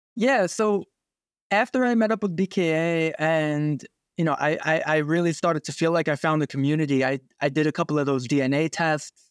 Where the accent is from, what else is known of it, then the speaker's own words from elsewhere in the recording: New York City, New York, United States; also born or lived in Pocono area, Pennsylvania; now in New England, United States; I grew up in New York City. Then, uh, we moved to the, um, the Pocono area of Pennsylvania